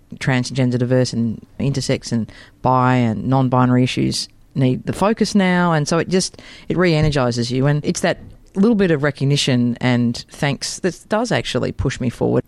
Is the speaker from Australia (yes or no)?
yes; Melbourne, Victoria, Australia; I actually grew up in Waverley, so in, in Melbourne